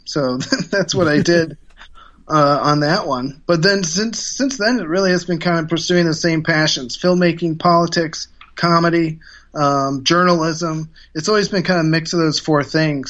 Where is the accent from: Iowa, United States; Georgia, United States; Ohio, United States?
Ohio, United States; I ran for mayor in two thousand seven of my hometown in Ohio